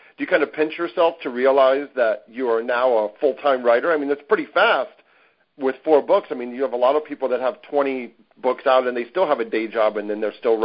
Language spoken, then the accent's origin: English; Ohio, United States; I grew up in Ohio